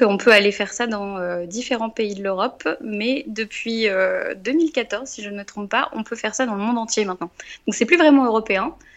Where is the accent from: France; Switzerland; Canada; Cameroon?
France; Rouen, Normandy; also born or lived in Cergy-Pontoise; now in Évreux, France; je suis originaire euh, de la région de Rouen